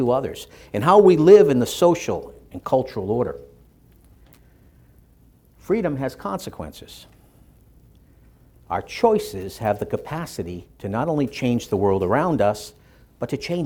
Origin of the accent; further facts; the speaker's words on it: Boston, Massachusetts, United States; When I was a little boy growing up in Dorchester, Massachusetts, and you can still tell the accent